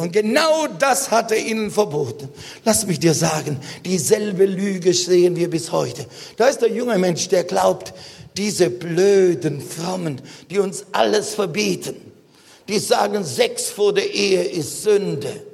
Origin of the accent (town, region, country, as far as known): Germany